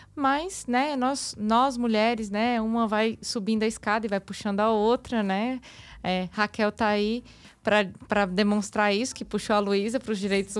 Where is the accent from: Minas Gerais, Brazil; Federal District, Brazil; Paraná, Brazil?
Federal District, Brazil; Brasília; eu sou de Brasília